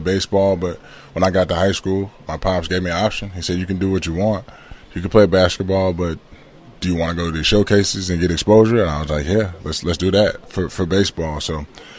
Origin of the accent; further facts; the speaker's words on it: Georgia, United States; also born or lived in Ridgewood, New Jersey; growing up in Georgia